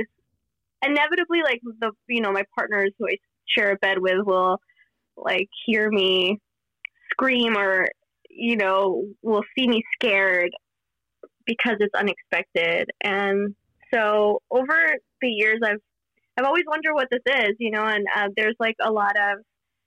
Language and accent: English; Miami, Florida, United States; where I grew up in Miami